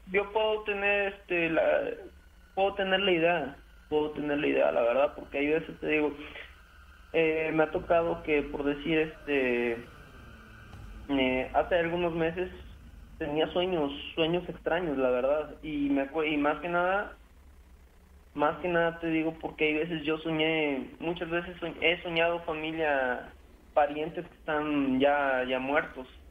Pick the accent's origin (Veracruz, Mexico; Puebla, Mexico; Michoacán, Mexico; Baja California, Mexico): Veracruz, Mexico; Córdoba; yo soy de allá de Córdoba también